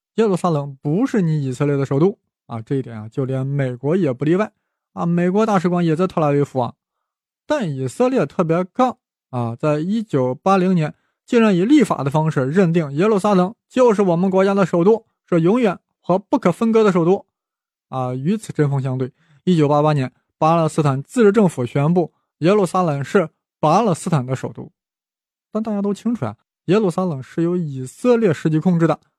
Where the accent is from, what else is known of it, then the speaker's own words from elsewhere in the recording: China; 我们中国人